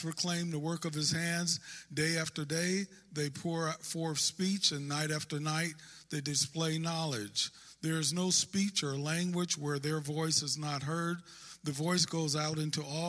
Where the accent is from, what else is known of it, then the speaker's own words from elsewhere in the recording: Northern California, United States; I'm from Northern California